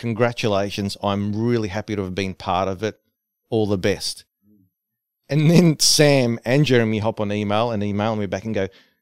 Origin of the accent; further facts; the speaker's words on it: Australia; I'm from Australia